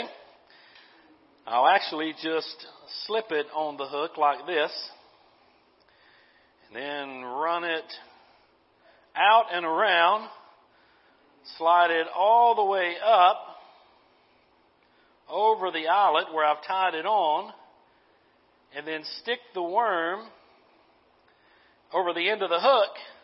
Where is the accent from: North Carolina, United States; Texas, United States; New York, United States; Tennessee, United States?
North Carolina, United States; I'm from North Carolina